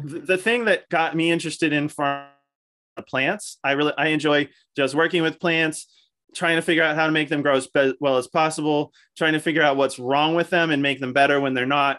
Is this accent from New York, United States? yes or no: no; Falls Church, Virginia, United States; born or raised there; moved away as an adult; also born or lived in Pennsylvania